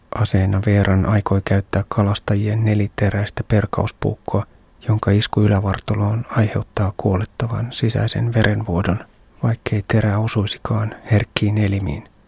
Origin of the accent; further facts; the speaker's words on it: Finland; olen Suomesta